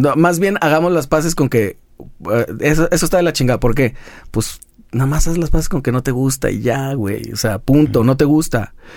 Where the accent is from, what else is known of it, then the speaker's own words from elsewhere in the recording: Guadalajara, Jalisco, Mexico; todavía conservamos eso en Guadalajara, como de pueblo grande